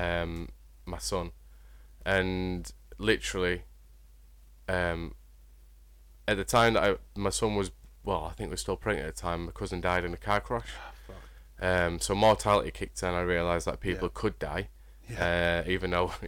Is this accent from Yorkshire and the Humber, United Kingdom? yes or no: yes; Wakefield, Yorkshire and the Humber, United Kingdom; I'm from Wakefield area, West Yorkshire.